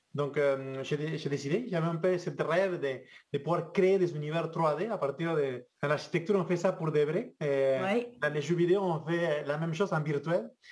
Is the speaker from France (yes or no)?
no; Argentina; French is a second language; moved away as an adult; now in Quebec, Canada; je viens de, loin, je viens de l'Argentine